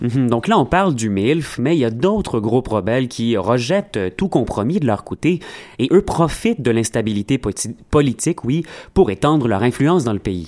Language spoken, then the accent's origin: French; Montreal, Quebec, Canada; On est Montréalais